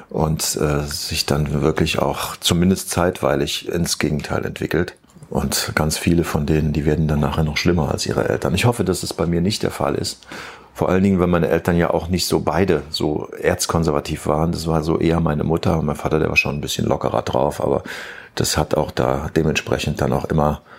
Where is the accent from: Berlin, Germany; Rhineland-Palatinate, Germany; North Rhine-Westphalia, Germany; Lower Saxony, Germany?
Rhineland-Palatinate, Germany; Nee, ich bin aus der Eifel.